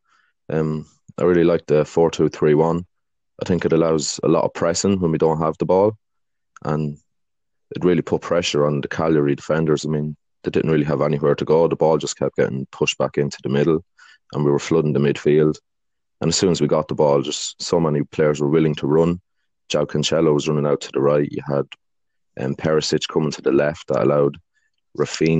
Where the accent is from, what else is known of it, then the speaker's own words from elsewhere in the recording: Ireland; growing up in Ireland